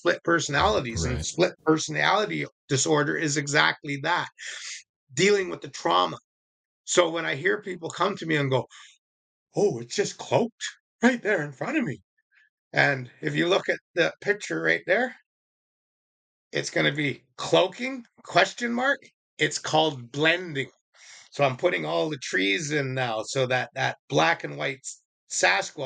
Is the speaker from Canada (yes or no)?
yes; Indian Reserve, Vancouver, British Columbia, Canada; also born or lived in Shawnigan Lake, Canada; I was brought up on Indian Reserve. And when I moved to the cities, I was in the east side of Vancouver